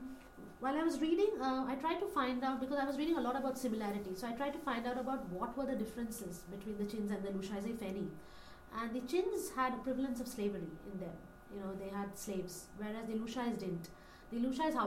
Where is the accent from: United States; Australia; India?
India; Delhi; my identity as an Indian lady, as an Indian woman, you know, from Delhi